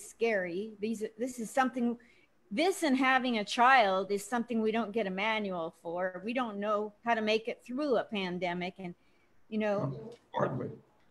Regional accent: Portland, Oregon, United States; moved away as an adult; also born or lived in New York / California; now in Las Vegas, United States; I grew up in Portland, Oregon

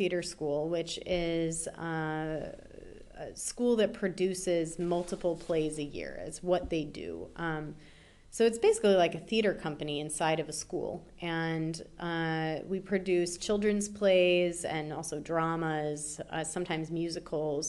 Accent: Chicago, Illinois, United States; also born or lived in St. Paul, Minnesota; Born in St. Paul, Minnesota, in the Twin Cities. And I lived there for 2 years, and then my parents moved to Chicago

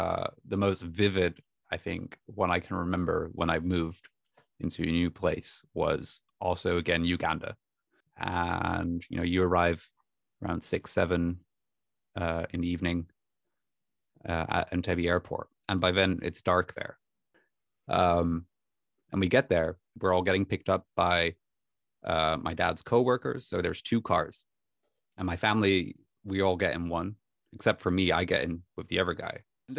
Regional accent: Netherlands; First of all, you know, I came from Holland. It was winter in Holland.

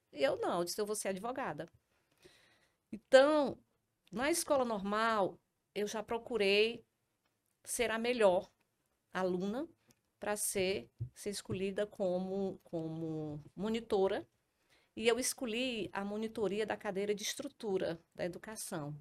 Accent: Trairi, Ceará, Brazil; now in Fortaleza, Brazil; tudo começou em 1978, com a minha vinda do Trairi para Fortaleza.

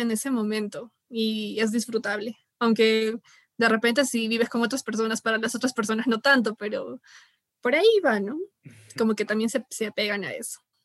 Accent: Peru; como buen peruano

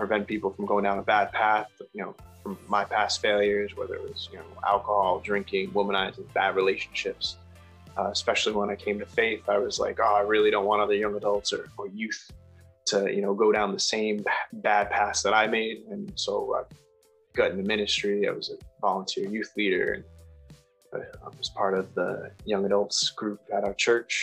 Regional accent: Rhode Island, United States; moved away as an adult; now in Massachusetts, United States; I'm from Rhode Island and moved to Mass just a few years ago

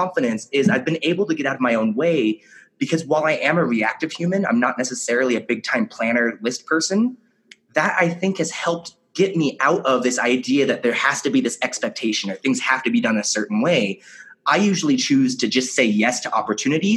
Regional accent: Kelso, Washington, United States; I grew up in Kelso, Washington

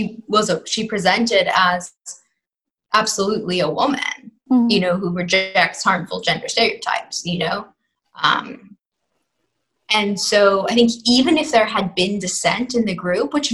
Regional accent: New York City, New York, United States; I'm from New York City and, you know, grew up in a kind of a neoliberal, predominantly secular bubble.

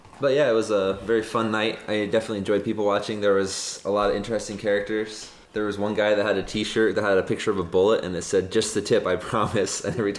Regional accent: South Jordan, Utah, United States; also born or lived in Sandy, Utah / Idaho; So I grew up in South Jordan, Utah, which is about 20 miles south of downtown Salt Lake. It's still considered Salt Lake, but it's, you know, it's an incorporated town on the outskirts.

